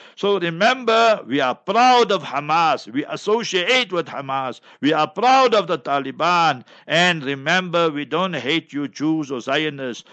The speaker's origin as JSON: {"language": "English", "town": "Heidelberg", "region": "Gauteng", "country": "South Africa", "tie": "born or raised there", "said": "my hometown, Heidelberg, Heidelberg, Transvaal, Gauteng"}